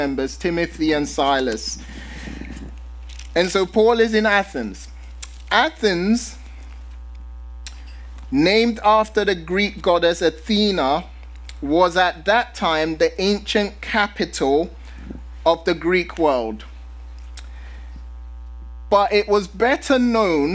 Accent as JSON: {"language": "English", "region": "London", "country": "United Kingdom", "moved": "yes", "lives_now": "San Diego, United States", "said": "I'm originally from London"}